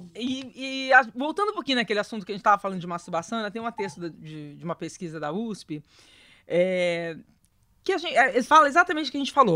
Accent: interior of São Paulo, Brazil; eu sou do interior de São Paulo, uma família bem né, do interior de São Paulo

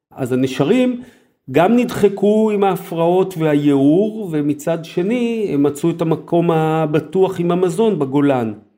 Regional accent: Israel; למרות שגדלתי בעיר, אבל היה לי את הגן הזואולוגי של אוניברסיטת תל אביב

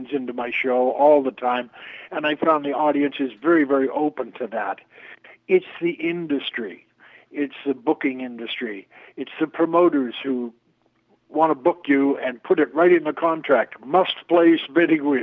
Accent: Toronto, Ontario, Canada; also born or lived in New York; now in Toronto, Canada; moved back to my hometown of Toronto

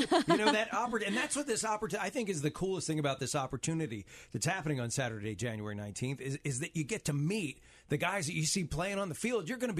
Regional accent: Baltimore, Maryland, United States; moved away; I grew up in Baltimore.

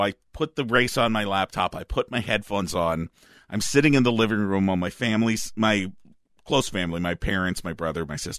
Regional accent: Minnesota, United States; I grew up on Mystery Science Theater 3000 like a proud Minnesotan.

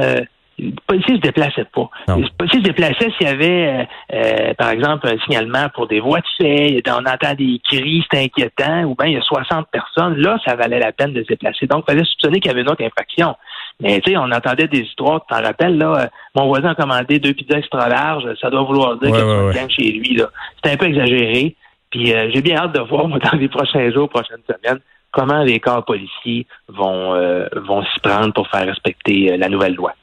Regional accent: Quebec, Canada; chez nous au Québec

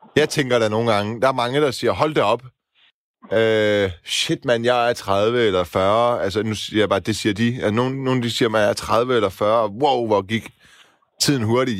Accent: Silkeborg, Central Denmark Region, Denmark; also born or lived in Horsens; now in Copenhagen, Denmark; Jeg kommer ikke helt fra landet. Jeg kommer fra Silkeborg

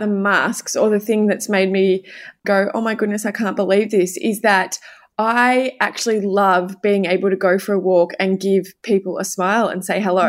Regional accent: coast outside Melbourne, Victoria, Australia; now in Melbourne, Australia; I grew up outside of Melbourne, I grew up at the coast

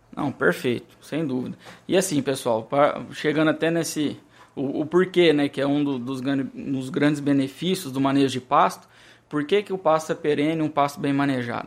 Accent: Brazil

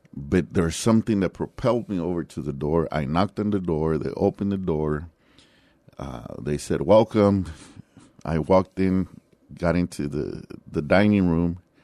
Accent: San Antonio, Texas, United States; also born or lived in Laredo, Texas; I was born in Laredo, Texas, but I was raised here, and outside of my military, um, you know, about four years that I was away from here, I've been in San Antonio the rest of the time. So I grew up in the West Side

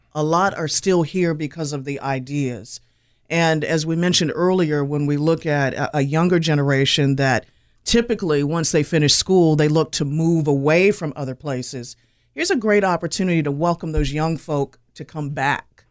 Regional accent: Winston-Salem, North Carolina, United States; I've lived here longer than my actual birthplace, and I have enjoyed my time literally growing up in Winston-Salem

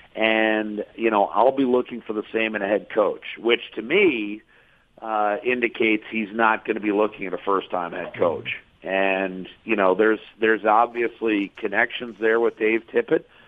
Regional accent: Meadville, Pennsylvania, United States; now in Edmonton, Canada; I'm from Meadville, Pennsylvania

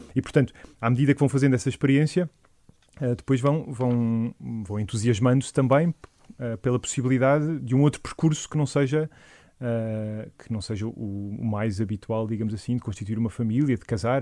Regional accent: Algueirão, Lisbon, Portugal; eu sou do, da Paróquia do Algueirão

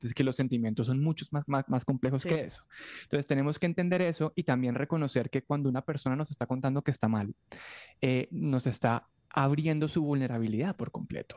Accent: Colombia; yo soy un periodista colombiano

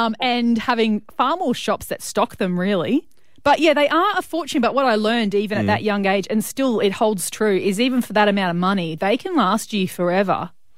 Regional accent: Brisbane, Queensland, Australia; I grew up outside of Brisbane in the suburbs

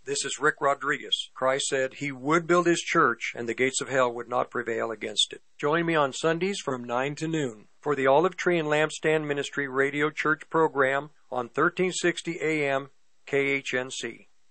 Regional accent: Longmont, Colorado, United States; I grew up in Longmont

